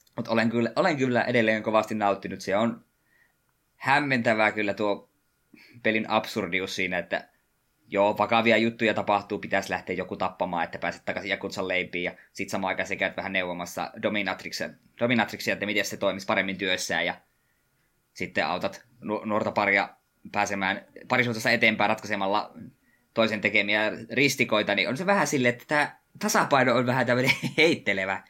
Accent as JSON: {"language": "Finnish", "area": "near Savonlinna", "region": "South Savo", "country": "Finland", "tie": "born or raised there", "said": "miehän olen alun perin parikymmentä kilometriä Savonlinnasta poispäin"}